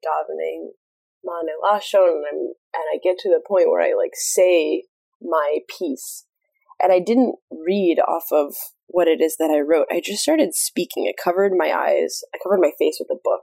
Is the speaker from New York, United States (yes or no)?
no; Kansas, United States; moved away; also born or lived in Greensboro, North Carolina; I was born and raised in Kansas for a little while